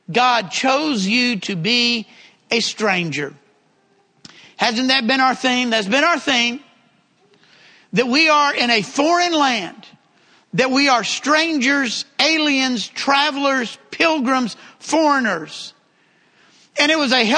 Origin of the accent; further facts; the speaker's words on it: Texas, United States; accent: southern; he knew I was from one of the southern states. And when I said Texas, he said, I could have guessed that.